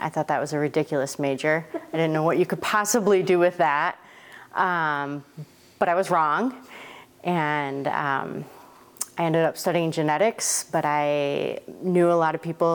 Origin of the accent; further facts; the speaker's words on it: Michigan, United States; moved away as an adult; also born or lived in Corvallis, Oregon / Eugene, Oregon; now in Oregon, United States; So I was born in Michigan, raised in Michigan, right here in the Mitten, very important. And grew up right by Michigan State.